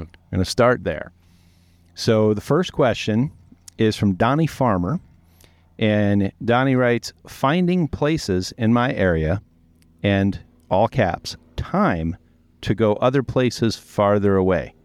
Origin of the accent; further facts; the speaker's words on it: Baltimore, Maryland, United States; moved away as an adult; also born or lived in Annapolis, Maryland; now in Montana, United States; growing up in Baltimore, and, and we were always coming to Montana to fly fish.